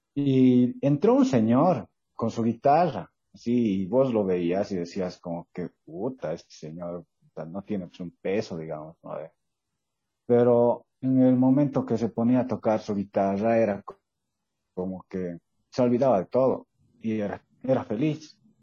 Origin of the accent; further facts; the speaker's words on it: Sucre, Chuquisaca, Bolivia; soy de Sucre